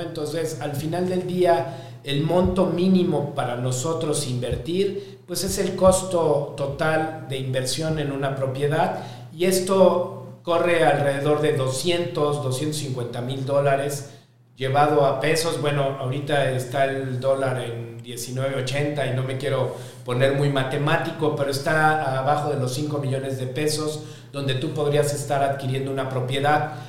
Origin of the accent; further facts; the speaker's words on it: Mexico; soy mexicano, tengo 49 años